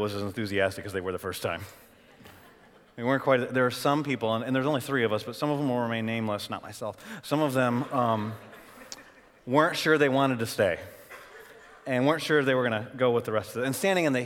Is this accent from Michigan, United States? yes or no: yes; Michigan, United States; moved away as an adult; also born or lived in Arlington, Texas; I grew up in Michigan.